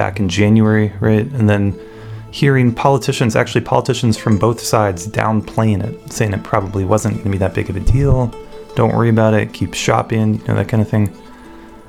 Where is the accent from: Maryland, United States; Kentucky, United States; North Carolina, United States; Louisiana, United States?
North Carolina, United States; Raleigh; moved away; I grew up in Raleigh, North Carolina